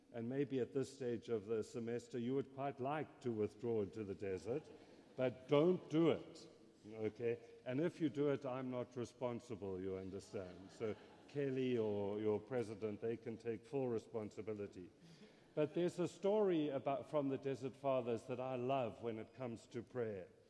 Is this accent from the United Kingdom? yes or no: no; South Africa; first language English; moved away; if you're wondering about my accent, I grew up in South Africa.